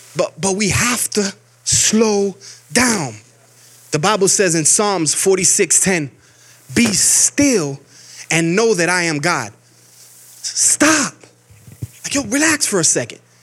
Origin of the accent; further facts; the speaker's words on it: Miami, Florida, United States; moved away as an adult; now in Georgia, United States; I'm from Miami, Florida. We don't get snow. We've never gotten snow a day in our life